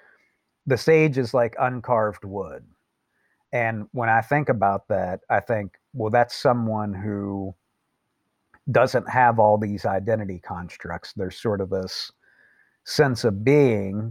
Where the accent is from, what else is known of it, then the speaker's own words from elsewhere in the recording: Appalachia, United States; I'm from Appalachia. And, you know, I'm an American and I'm from the United States